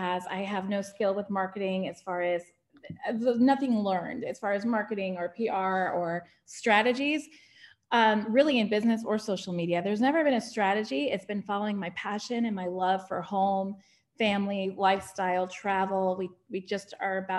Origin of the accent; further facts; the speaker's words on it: Connecticut, United States; moved away as an adult; now in Roswell, United States; I'm from Connecticut originally, and it felt like home